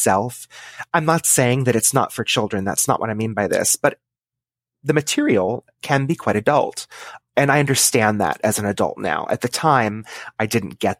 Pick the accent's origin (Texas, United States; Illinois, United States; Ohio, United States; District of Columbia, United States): Texas, United States; I was born and raised in Texas in a suburb of a large city.